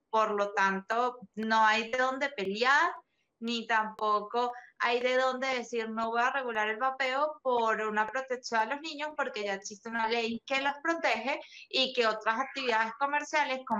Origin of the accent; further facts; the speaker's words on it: Venezuela; yo creo que ya pasamos la página hace rato porque estamos claros de que eh, en mi país no sería un eslogan gubernamental el tema de los menores. Inclusive, hubo casos donde la Organización Nacional Antidrogas, la ONA de Venezuela